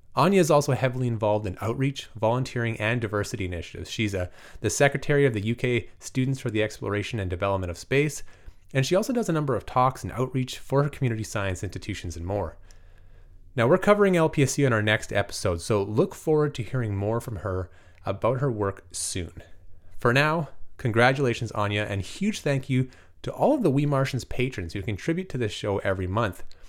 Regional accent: Canada; now in Vancouver, Canada; I'm very bad Canadian

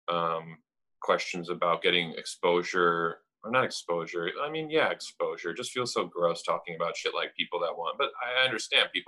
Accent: Madison, Wisconsin, United States; also born or lived in Romania / San Francisco / Milwaukee / Green Bay; I was raised in San Francisco and Milwaukee and then Green Bay and then finally in second grade we landed in Madison. So I was like essentially for all intensive purposes raised in Madison.

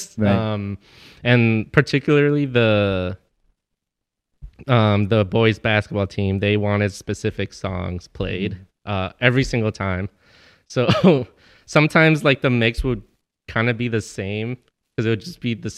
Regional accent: Chicago, Illinois, United States; I'm from Chicago

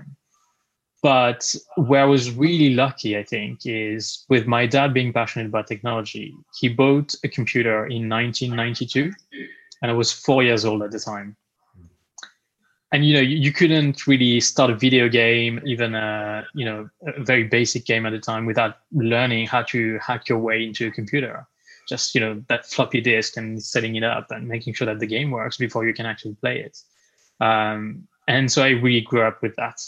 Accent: France; moved away as an adult; now in United Kingdom; I was born and raised in France, and actually moved to the UK 8 years ago

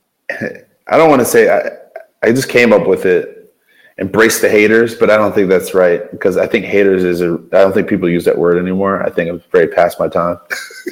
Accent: Baltimore, Maryland, United States; now in Ohio, United States; I'm from Baltimore

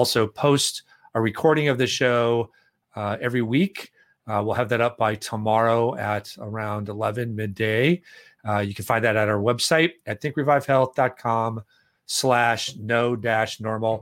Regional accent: Minneapolis, Minnesota, United States; right here in my hometown of Minneapolis

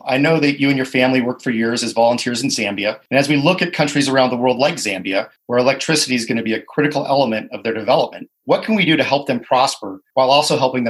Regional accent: Colorado, United States; governor of my home state of Colorado

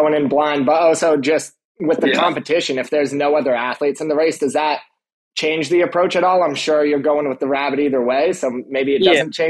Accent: New York, United States; I'm a New Yorker first as well.

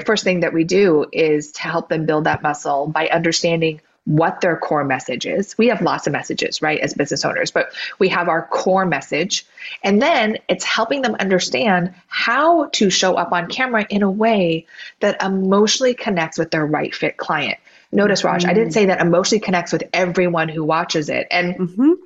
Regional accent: Oregon, United States; now in Southern California, United States; I grew up in Oregon with rain, and now I have palm trees and sunshine

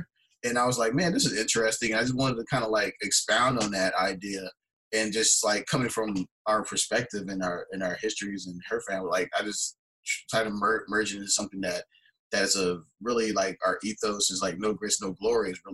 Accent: Houston, Texas, United States; I'm born and raised in Houston, Texas.

